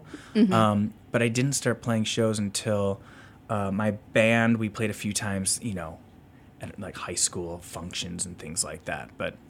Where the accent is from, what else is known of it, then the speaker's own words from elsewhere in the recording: Northbrook, Illinois, United States; now in Deerfield, United States; I grew up in Northbrook.